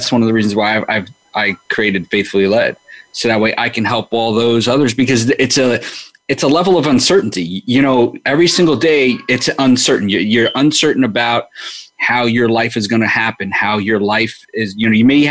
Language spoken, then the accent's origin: English; New York City, New York, United States; growing up in New York